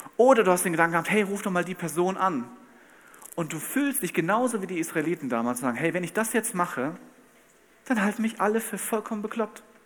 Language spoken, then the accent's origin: German; Bad Camberg, Hesse, Germany; Ich komme aus Bad Camberg in Hessen